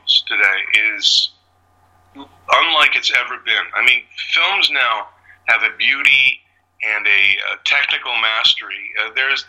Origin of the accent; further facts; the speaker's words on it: London, Ontario, Canada; moved away as an adult; also born or lived in Chicago; I grew up in London, Ontario